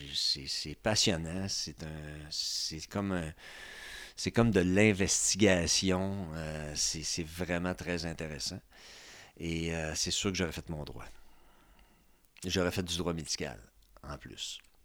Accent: Trois-Rivières, Quebec, Canada; now in Quebec City, Canada; je viens de Trois-Rivières

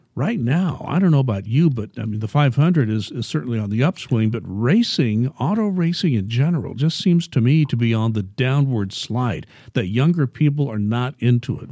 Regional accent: Indianapolis, Indiana, United States; I grew up in Indianapolis

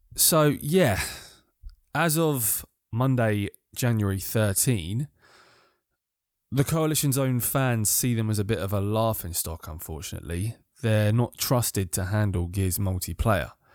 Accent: United Kingdom; I'm British

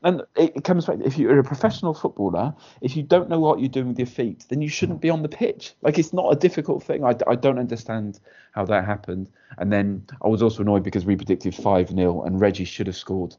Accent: Wales, United Kingdom; as a Welshman

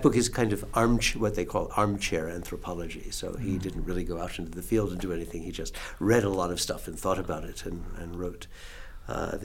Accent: near Philadelphia, Pennsylvania, United States; now in Salt Lake City, United States; I grew up near Philadelphia.

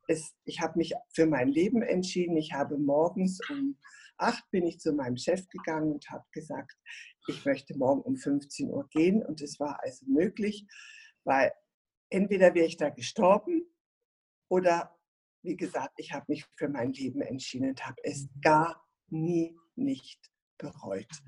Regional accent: Berlin, Germany; moved away; also born or lived in Nuremberg / Stuttgart; Ich bin in Berlin geboren und aufgewachsen und bin dann äh, nach, in den Raum von Nürnberg gegangen und dann später habe ich in Stuttgart geheiratet und habe viele, viele Jahre in Stuttgart gelebt

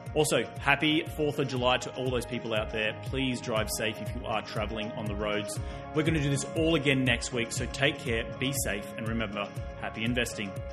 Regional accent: Australia; now in United States; I come from Australia.

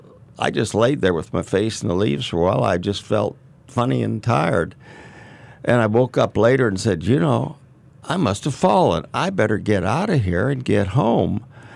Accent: St. Louis, Missouri, United States; Well, I was born in St. Louis, Missouri, and just raised right there.

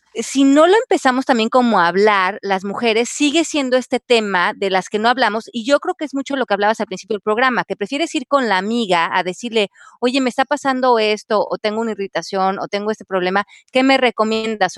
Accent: Mexico; yo crecí en México

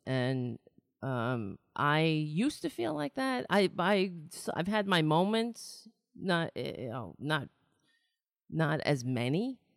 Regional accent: New York City, New York, United States; I was born in New York City.

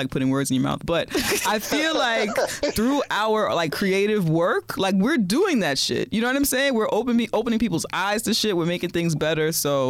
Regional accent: New York City, New York, United States; accent: thick Bronx; I'm from the Bronx. I have a thick accent.

